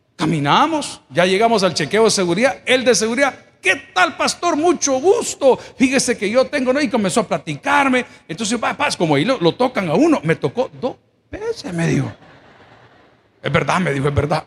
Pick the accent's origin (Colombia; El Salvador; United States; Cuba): El Salvador; Yo soy indio, salvadoreño, 100%.